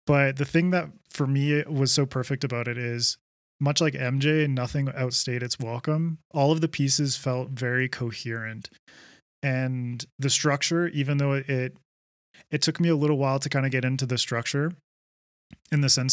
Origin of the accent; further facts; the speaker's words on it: Vancouver Island, British Columbia, Canada; I grew up on Vancouver Island